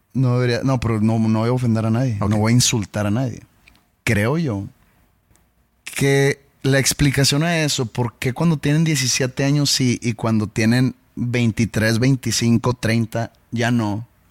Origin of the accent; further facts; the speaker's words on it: Mexico; soy un mal mexicano